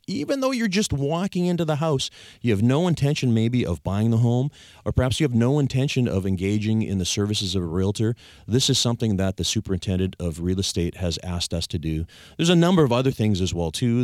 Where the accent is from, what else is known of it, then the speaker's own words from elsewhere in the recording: Victoria, British Columbia, Canada; I was born and raised here in Victoria